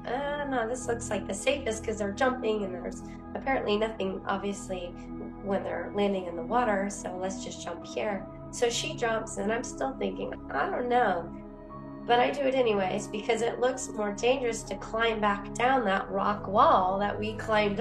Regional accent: Oregon, United States; I grew up in Oregon

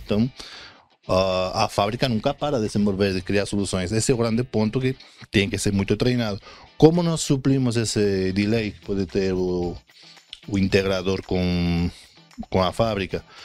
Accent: Spain; Portuguese is a second language; moved away as an adult; now in Brazil; eu sou espanhol, acho que dá para ver nesse sotaque quase perfeito.

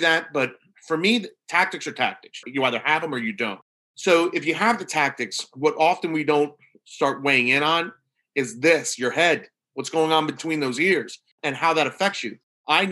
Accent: New York, United States; now in Norfolk, Virginia, United States; I'm from New York, even though I work down in Virginia

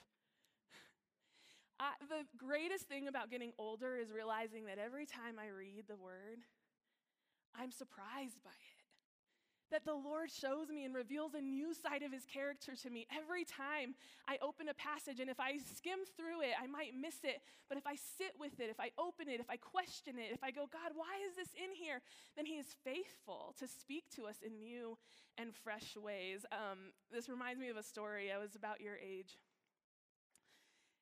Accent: Alamogordo, New Mexico, United States; now in Colorado, United States; I'm from this little town in New Mexico

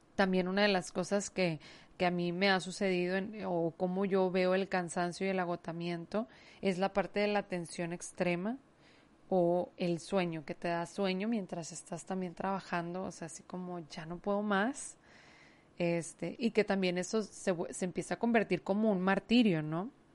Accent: Mexico; aquí en mi país

